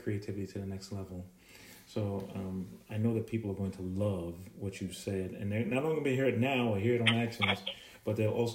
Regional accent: Jamaica; now in United States; I was born in Jamaica, and we've come here

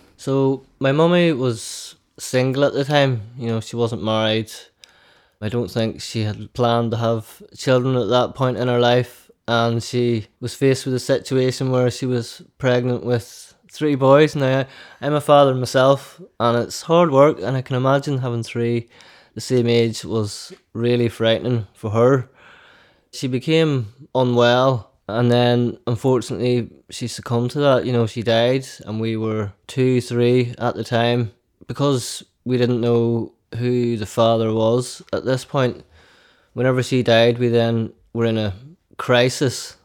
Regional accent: County Down, Northern Ireland, United Kingdom; we grew up in County Down

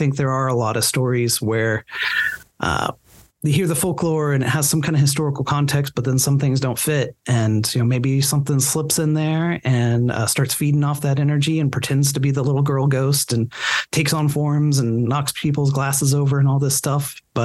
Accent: Enid, Oklahoma, United States; I grew up outside of Enid

